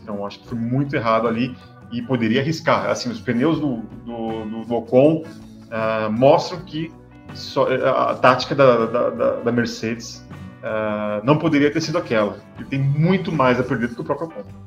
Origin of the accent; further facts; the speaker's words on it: São Paulo, Brazil; Eu sou de São Paulo, então eu falo bolacha